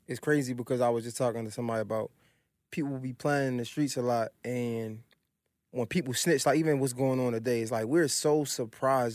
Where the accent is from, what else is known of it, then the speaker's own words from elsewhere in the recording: Baltimore, Maryland, United States; I'm from Baltimore.